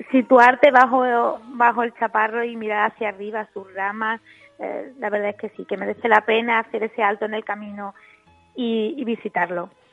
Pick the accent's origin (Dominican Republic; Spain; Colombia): Spain; Coripe, Andalusia; yo que soy de Coripe